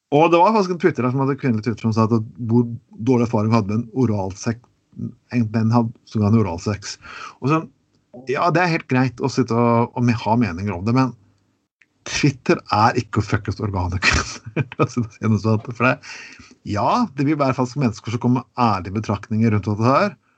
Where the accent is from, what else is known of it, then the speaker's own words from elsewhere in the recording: Telemark, Norway; Jeg kommer fra Telemark